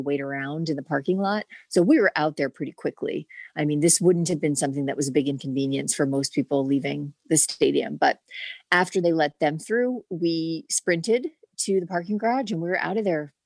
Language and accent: English; New Jersey, United States; moved away; I'm from Jersey.